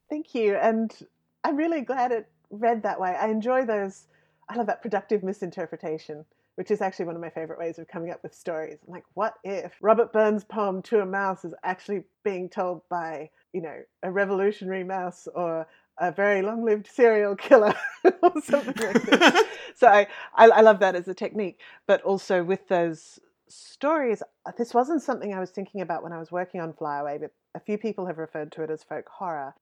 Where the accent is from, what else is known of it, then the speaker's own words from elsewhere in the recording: Western Queensland, Australia; I grew up in Western Queensland